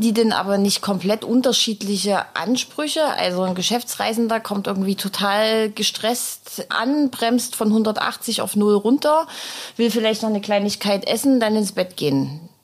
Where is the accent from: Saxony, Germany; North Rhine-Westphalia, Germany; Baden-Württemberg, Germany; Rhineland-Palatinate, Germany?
Saxony, Germany; Dresden; Der heutige Immobilieros-Podcast kommt tatsächlich aus Dresden, meiner Heimatstadt